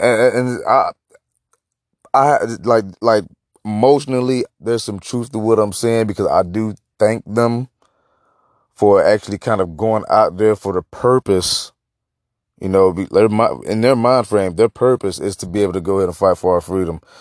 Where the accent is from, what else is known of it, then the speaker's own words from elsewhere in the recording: United States; I'm just so, like, disgusted with being American right now